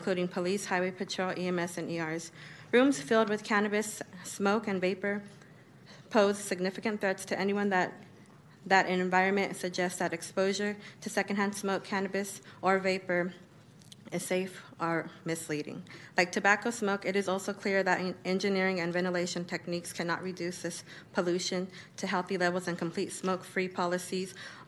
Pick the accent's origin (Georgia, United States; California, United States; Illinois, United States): California, United States; Sacramento; born and raised in Del Paso Heights